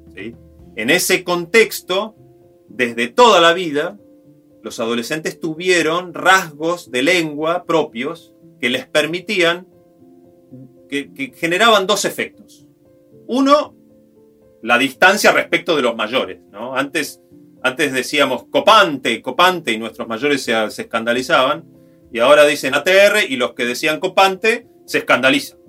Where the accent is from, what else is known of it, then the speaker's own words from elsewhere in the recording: Río Negro, Argentina; yo soy de Río Negro, en las escuelas, en los días del 9 de julio, cantábamos el himno este, de Río Negro